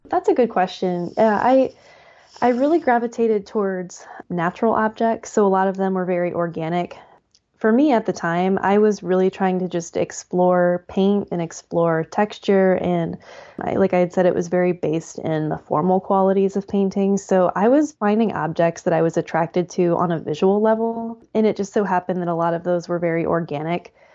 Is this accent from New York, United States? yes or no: no; Hartville, Ohio, United States; I grew up in Northeast Ohio, a little town called Hartville